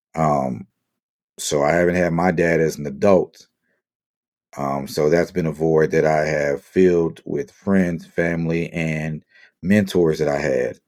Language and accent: English; Marrero, Louisiana, United States; moved away as an adult; also born or lived in Asia / Europe / Midwest / Southeast; now in Las Vegas, United States; Born and raised in the West Bank of New Orleans. Shout out to my people in Marrero, my Louisiana family.